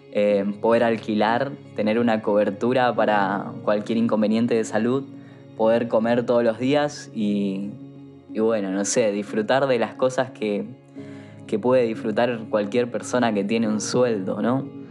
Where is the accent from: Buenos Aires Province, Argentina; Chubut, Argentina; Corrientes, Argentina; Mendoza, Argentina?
Corrientes, Argentina; moved away as an adult; now in Buenos Aires, Argentina; Yo soy de Corrientes y cruzaba todos los días a la provincia del Chaco a estudiar